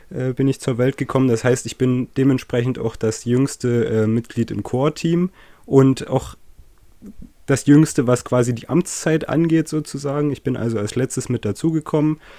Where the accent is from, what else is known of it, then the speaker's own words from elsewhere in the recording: Saxony, Germany; accent: Saxon; Deutschlands, aus dem östlichsten Landkreis. Ähm, Genau, äh, hoffentlich merkt man mir das nicht zu sehr an, wo ich herkomme. Ähm, so geht sächsisch.